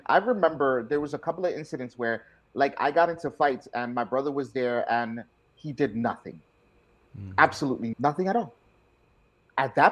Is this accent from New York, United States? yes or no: yes; New York City, New York, United States; I was born and raised in the Bronx, South Bronx